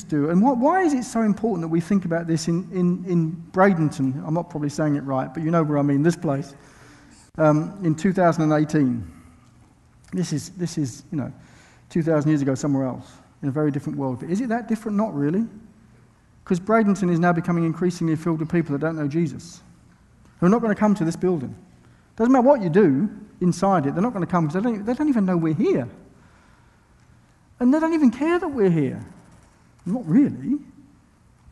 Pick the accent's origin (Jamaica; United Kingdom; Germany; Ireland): United Kingdom; I'm from Britain.